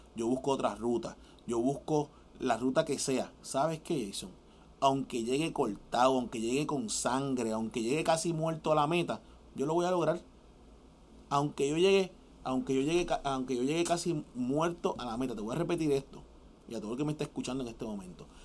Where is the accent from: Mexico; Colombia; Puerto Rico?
Puerto Rico; yo como boricua